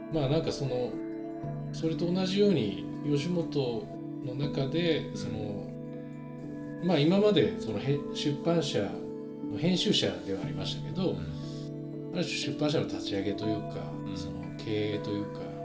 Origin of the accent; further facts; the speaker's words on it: Nagano, Japan; moved away as an adult; now in Tokyo, Japan; 僕 自身その、長野で育って